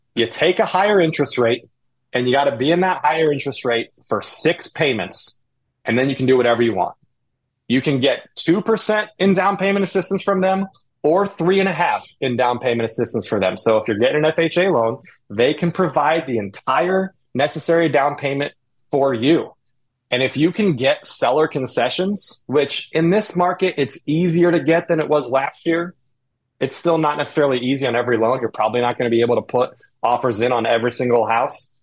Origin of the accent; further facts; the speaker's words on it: Indianapolis, Indiana, United States; also born or lived in the South (US); now in Cleveland, United States; I grew up in Indy